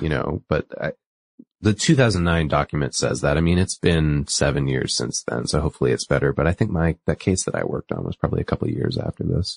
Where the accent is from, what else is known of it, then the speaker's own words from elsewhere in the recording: New England, United States; I'm from New England